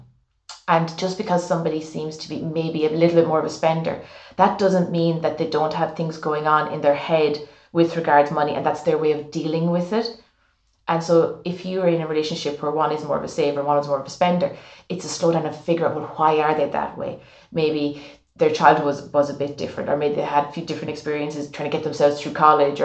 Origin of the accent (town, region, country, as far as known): Ireland